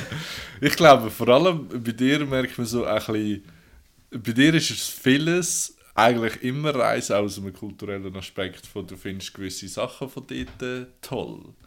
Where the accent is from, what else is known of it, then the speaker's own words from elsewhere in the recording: Switzerland; I'm from Switzerland